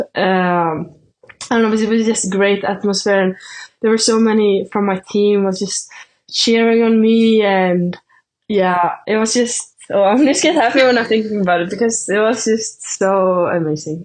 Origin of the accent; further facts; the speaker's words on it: Sweden; first language Swedish; English is a second language; moved away as an adult; now in Nebraska, United States; Swedish is my native language